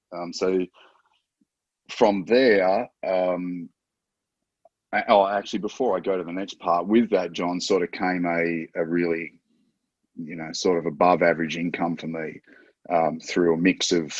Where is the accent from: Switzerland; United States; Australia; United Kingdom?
Australia; I'm an Australian, so I'm Australian based